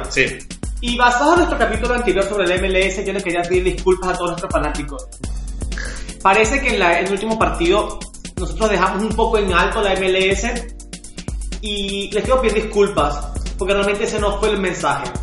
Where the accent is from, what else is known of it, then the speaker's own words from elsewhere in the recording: Venezuela; yo como venezolano, ¿qué me queda?